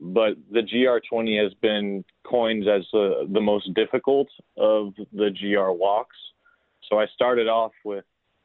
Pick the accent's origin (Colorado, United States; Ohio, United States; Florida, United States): Florida, United States; South; I grew up in South Florida